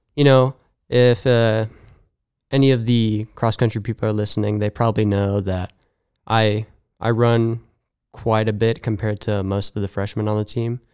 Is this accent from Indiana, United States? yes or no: no; Mahomet, Illinois, United States; moved away; I'm actually from Bahama, Illinois